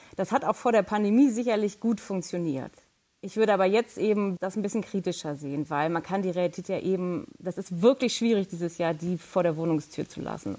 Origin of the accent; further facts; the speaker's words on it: Germany; als Deutsche